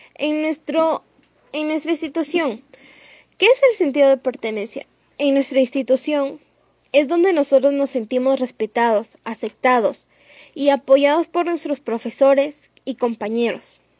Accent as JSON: {"language": "Spanish", "town": "Canchaque", "region": "Piura", "country": "Peru", "said": "tanto como canchaqueños, peruanos"}